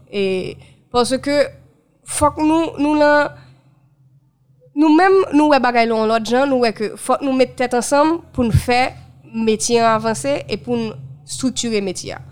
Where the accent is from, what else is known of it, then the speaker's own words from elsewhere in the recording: Haiti; en tant que haïtienne